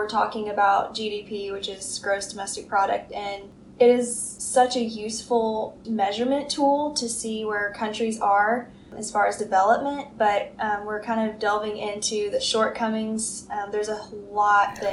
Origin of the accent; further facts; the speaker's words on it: Nashville, Tennessee, United States; moved away as an adult; now in Birmingham, United States; I'm actually from Nashville, Tennessee, and my family lives there, and I've lived there my whole life